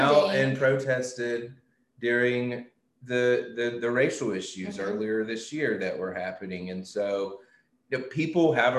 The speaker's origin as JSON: {"language": "English", "region": "West Tennessee", "country": "United States", "tie": "born or raised there", "said": "I grew up in West Tennessee."}